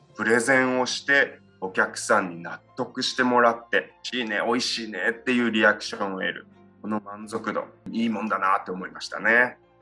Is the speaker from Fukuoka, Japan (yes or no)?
yes; Yame, Fukuoka, Japan; moved away as an adult; also born or lived in United States; 八女市にある北屋っていう喜びが多いっていうんですけどここの、えー、造り酒屋の一族の人間として生まれ育ちまして